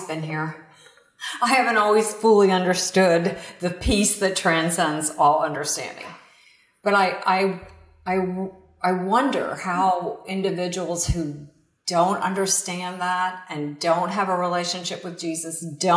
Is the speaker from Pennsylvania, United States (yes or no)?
yes; outside of Pittsburgh, Western Pennsylvania, United States; now in Florida, United States; I'm from Western Pennsylvania, actually, outside of Pittsburgh. And so I grew up in a very small rural town